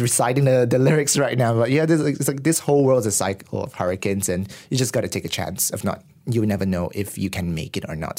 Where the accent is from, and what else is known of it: Malaysia